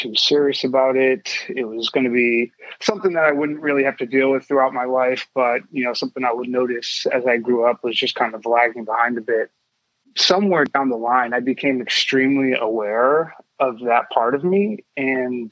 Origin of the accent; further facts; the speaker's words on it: Ann Arbor, Michigan, United States; also born or lived in Chicago, Illinois; My family ended up moving to Ann Arbor, Michigan, and I like to call most of my childhood in Ann Arbor sort of what I remember the most